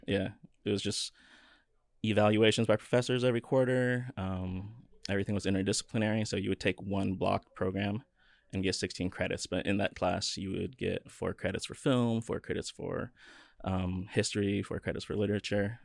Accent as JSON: {"language": "English", "town": "Kirkland", "region": "Washington", "country": "United States", "tie": "born or raised there", "also_born_or_lived": "Bremerton / Olympia / Seattle", "said": "I lived there until I was three, moved to Kirkland."}